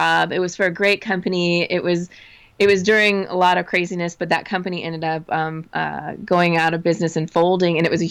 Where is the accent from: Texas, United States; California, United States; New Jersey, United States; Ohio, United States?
California, United States; Southern; also born or lived in Arizona / San Francisco; I grew up in Southern California, went to college in Arizona